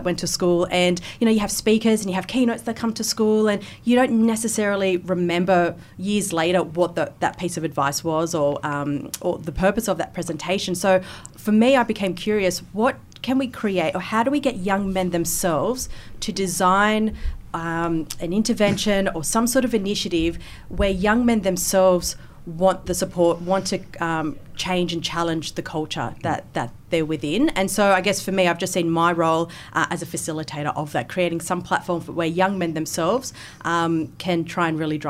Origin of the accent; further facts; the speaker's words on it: Wollongong, New South Wales, Australia; In Wollongong.